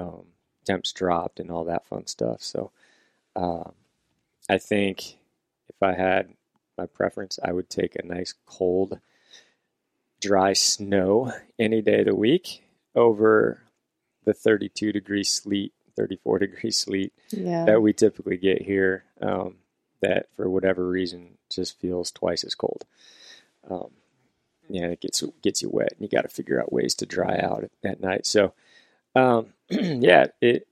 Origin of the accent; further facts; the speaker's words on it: Washington, United States; here in Washington, you know, I had an elk tag for my home state